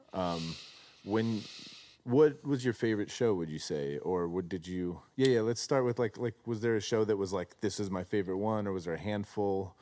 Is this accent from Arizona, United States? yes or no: yes; Arizona, United States; moved away; I grew up in Arizona